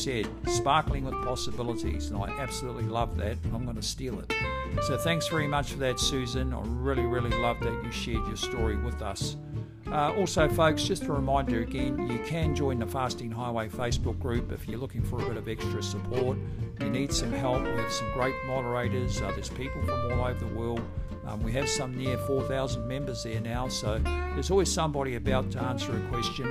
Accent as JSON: {"language": "English", "country": "New Zealand", "said": "as a Kiwi living near in America"}